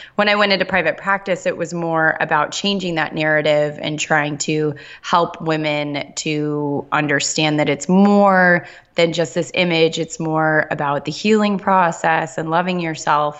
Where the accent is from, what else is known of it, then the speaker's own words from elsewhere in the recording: Southern California, United States; I grew up in Southern California